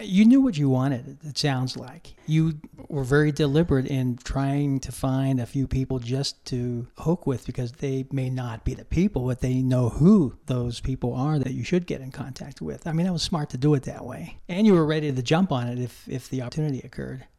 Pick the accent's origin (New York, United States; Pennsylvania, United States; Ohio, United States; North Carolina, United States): Pennsylvania, United States; Pittsburgh; moved away; I grew up in Pittsburgh